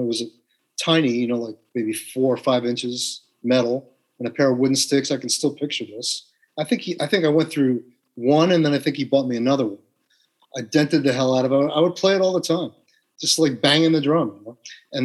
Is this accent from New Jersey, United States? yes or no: yes; West Orange, New Jersey, United States; also born or lived in New York City; I'm from West Orange, New Jersey.